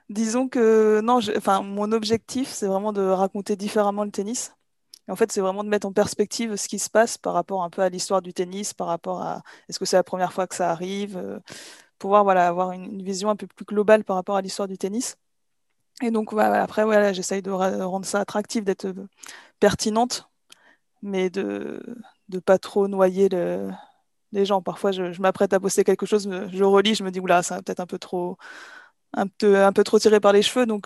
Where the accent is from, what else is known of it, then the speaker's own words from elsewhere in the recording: Normandy, France; Je suis normande, oui.